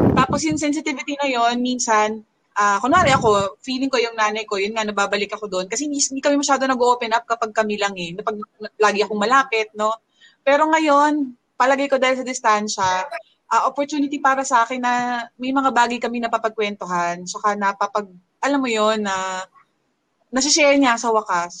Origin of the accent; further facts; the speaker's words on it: Calabarzon, Philippines; also born or lived in Bacoor; now in Mandaluyong, Philippines; dito ako sa Mandaluyong ngayon, originally from Cavite.